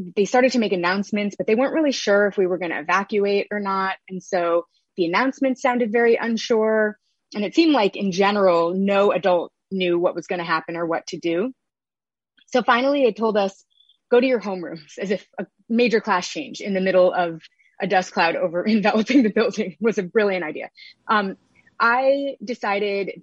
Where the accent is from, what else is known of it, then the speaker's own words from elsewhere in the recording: New York City, New York, United States; I grew up in Chelsea